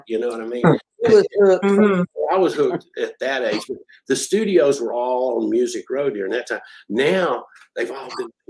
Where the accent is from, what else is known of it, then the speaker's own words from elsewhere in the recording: Nashville, Tennessee, United States; I mean, she and I, we grew up in Nashville's music industry